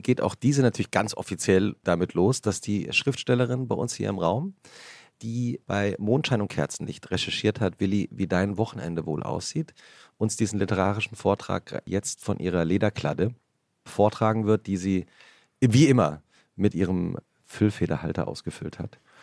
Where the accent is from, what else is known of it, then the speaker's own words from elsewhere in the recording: Central Hesse, Germany; die Region, in der ich aufgewachsen bin